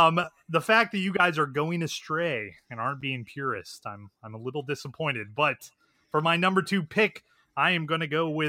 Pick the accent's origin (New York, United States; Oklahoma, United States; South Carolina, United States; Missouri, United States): Missouri, United States; I'm from Missouri